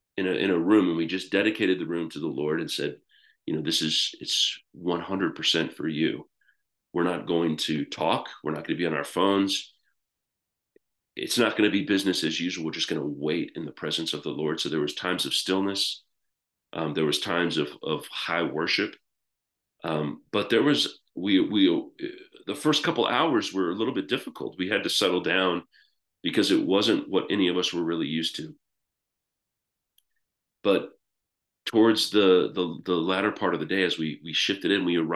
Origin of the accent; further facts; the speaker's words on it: United States; moved away as an adult; now in United Kingdom; I'm American